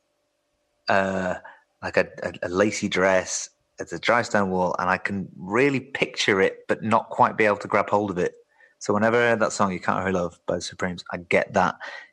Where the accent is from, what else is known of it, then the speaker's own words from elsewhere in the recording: Yorkshire and the Humber, United Kingdom; growing up in West Yorkshire